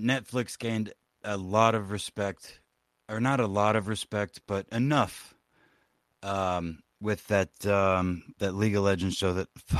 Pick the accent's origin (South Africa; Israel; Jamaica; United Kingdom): United Kingdom